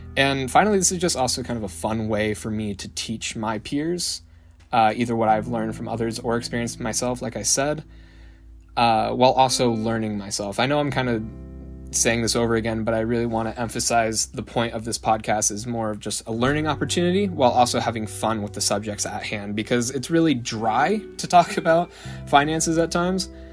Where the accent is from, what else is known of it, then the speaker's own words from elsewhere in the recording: Salem, Oregon, United States; I'm originally from Salem, Oregon. Didn't move too far from the nest my whole life